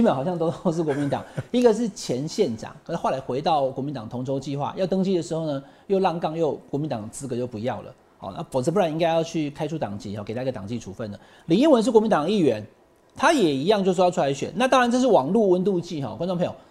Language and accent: Chinese; Taichung, Taiwan; 我是台中人